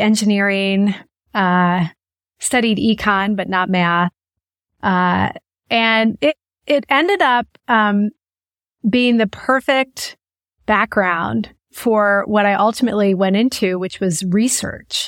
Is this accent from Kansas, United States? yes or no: yes; Manhattan, Kansas, United States; also born or lived in Lawrence, Kansas; So I grew up in Kansas, actually in a small town called Manhattan, Kansas.